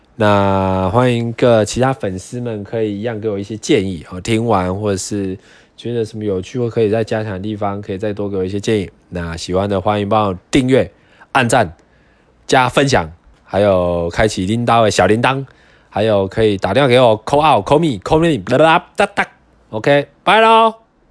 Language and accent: Chinese; southern Taiwan, Taiwan; moved away; 我是南部人嘛，所以来北部一定会有一些文化上的体验